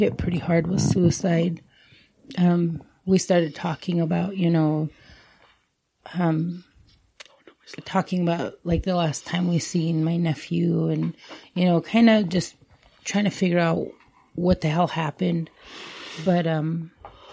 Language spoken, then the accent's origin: English; Elmo, Montana, United States; me and my sisters and the people we grew up with in Elmo